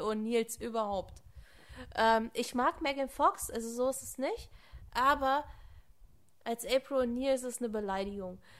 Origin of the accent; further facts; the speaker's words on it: Germany; hier bei uns in Deutschland